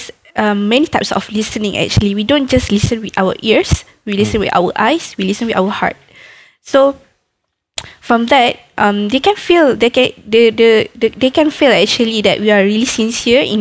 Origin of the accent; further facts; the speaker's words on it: Malaysia; we are Malaysian